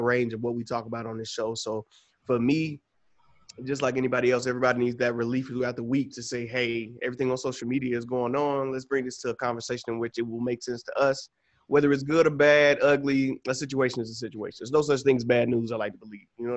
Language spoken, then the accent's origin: English; Atlanta, Georgia, United States; now in Los Angeles, United States; I'm from Atlanta, Georgia